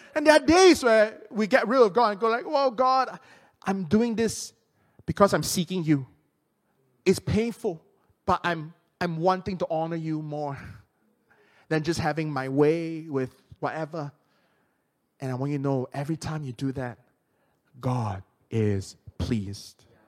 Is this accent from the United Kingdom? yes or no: no; Penang, Malaysia; my hometown in Penang